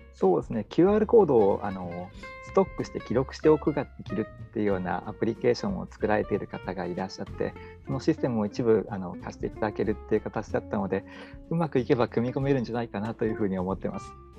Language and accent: Japanese; Owari, Aichi, Japan; 最近は自分の地元の方でいろいろやってます